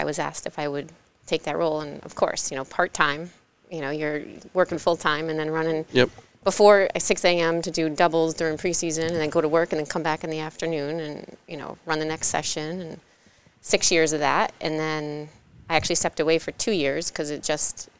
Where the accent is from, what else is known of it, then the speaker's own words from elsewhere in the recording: New Hampshire, United States; moved away; also born or lived in New Haven, Connecticut; I was born in New Haven, moved to New Hampshire, spent majority of my life there